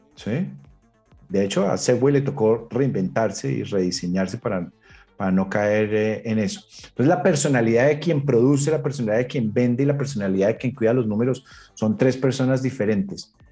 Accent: Colombia; moved away as an adult; now in United States; me fui de Colombia, me fui para Estados Unidos

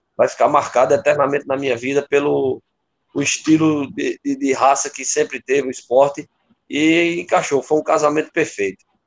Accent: Campina Grande, Paraíba, Brazil; moved away as an adult; also born or lived in Recife, Pernambuco; now in Pernambuco, Brazil; Eu sou paraibano de Campina Grande.

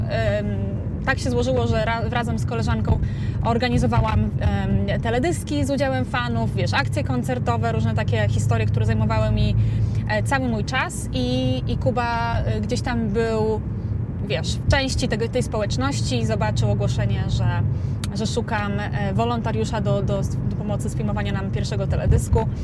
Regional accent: Suwałki, Podlaskie Voivodeship, Poland; moved away as an adult; also born or lived in Warsaw, Poland; now in Las Vegas, United States; urodziłam się i wychowałam w Suwałkach

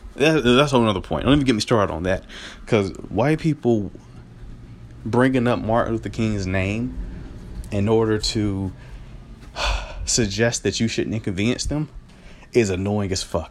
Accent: Greenville, North Carolina, United States; moved away; back in my hometown of Greenville, North Carolina

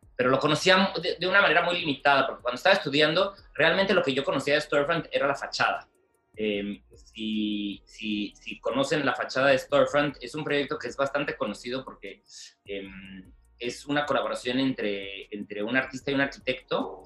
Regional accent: Mexicali, Baja California, Mexico; moved away as an adult; also born or lived in Guadalajara; soy de Mexicali, em, donde prácticamente crecí y estudié hasta el bachillerato

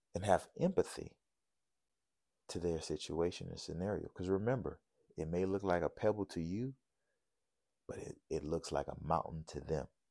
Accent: New Orleans, Louisiana, United States; growing up in New Orleans

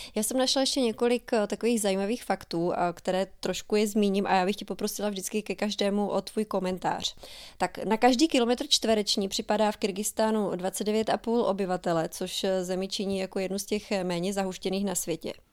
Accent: Czechia; jako Češi obecně nebo možná i zbytek světa nemá úplně moc velkou představu

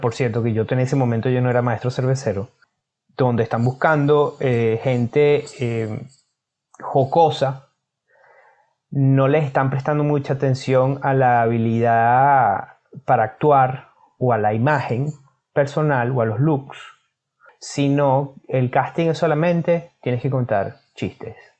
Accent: Caracas, Capital District, Venezuela; moved away as an adult; also born or lived in San Joaquín, Venezuela / Spain; now in Australia; Yo soy de Caracas, pero trabajaba en San Joaquín

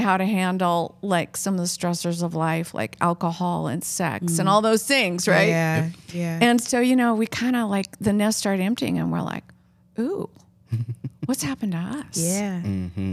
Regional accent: Oregon, United States; moved away; We're both from Oregon

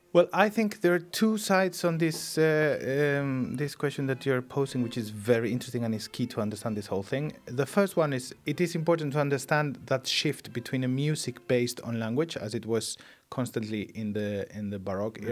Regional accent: Spain; English is a second language; in my home country, which has still huge deficits in uh, in talking other languages than our own

